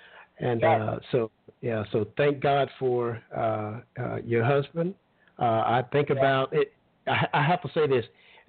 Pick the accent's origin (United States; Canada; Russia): United States; Alabama; moved away; I'm originally from Alabama, a small hometown. Everybody knows everybody.